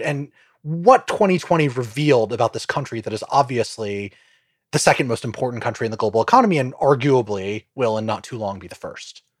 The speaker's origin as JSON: {"language": "English", "country": "United States", "said": "I'm an American"}